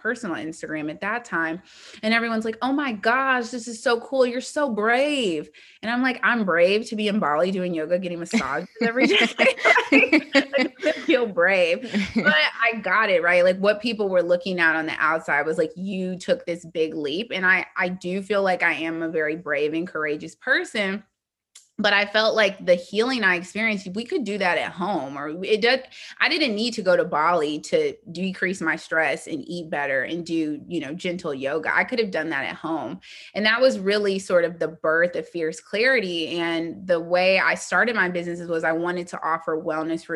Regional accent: Indianapolis, Indiana, United States; I'm from Indianapolis

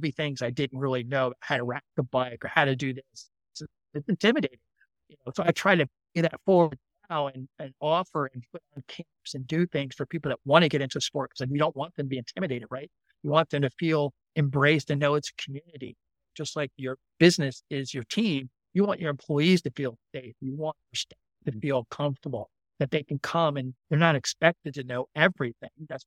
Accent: Maryland, United States; I grew up in the East Coast of the United States in Maryland

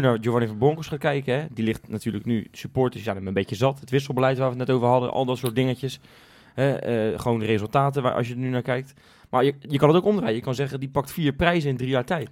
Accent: Rotterdam, South Holland, Netherlands

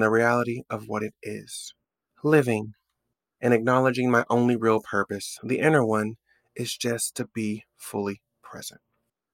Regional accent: Oklahoma City, Oklahoma, United States; moved away as an adult; also born or lived in New York; I'm driving around my hometown. By the way, there's a life update. I've left New York and I've moved back to Oklahoma City for work.

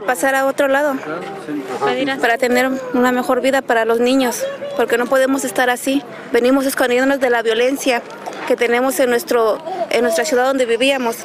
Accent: Chilpancingo, Guerrero, Mexico; moved away as an adult; Yo soy de Chilpacingo Guerrero

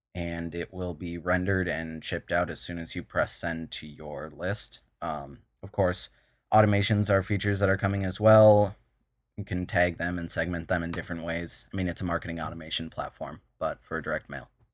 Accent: Minnesota, United States; I'm from Minnesota, all right? If you couldn't tell by the way I just said Minnesota

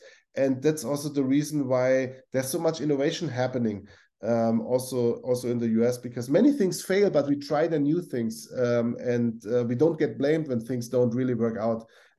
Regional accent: Augsburg, Bavaria, Germany; I grew up in Augsburg in Bavaria, and then I had several roles in Germany, and one was Saarbrücken.

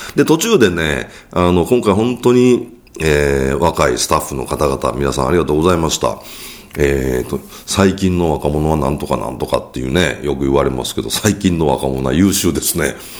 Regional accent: Kyoto, Japan; accent: Kansai dialect; 僕は京都出身なので、関西弁じゃないですか

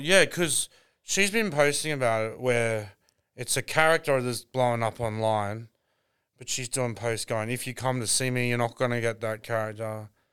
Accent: Brisbane, Queensland, Australia; I'm actually from Brisbane

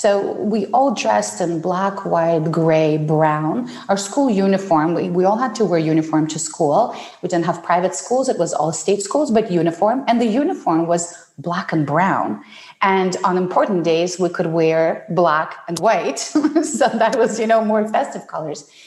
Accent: Ukraine; English is a second language; also born or lived in Soviet Union; now in Canada; I was born in the Soviet Union, uh, what was at the time the Soviet Union and I grew up um, in post Soviet Ukraine

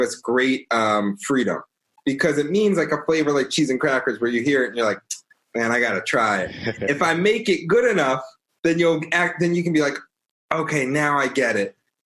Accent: Baltimore, Maryland, United States; I grew up in Baltimore, grew up in the suburbs and in Pikesville and all around sort of.

